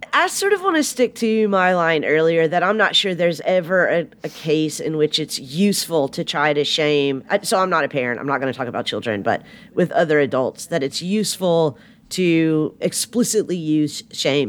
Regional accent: the South, Southern United States, United States; accent: Southern; I have a Southern accent

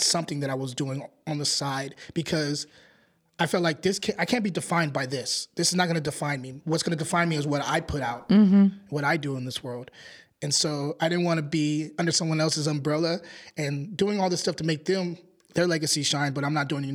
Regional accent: Antioch, California, United States; I'm from Antioch

